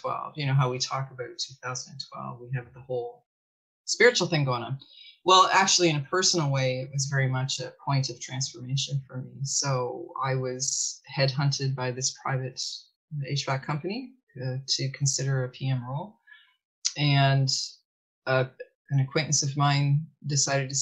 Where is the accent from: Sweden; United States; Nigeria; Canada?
Canada; Shallow Lake, Ontario; also born or lived in Toronto; I grew up in a village just outside of Owen Sound, Ontario, called Shallow Lake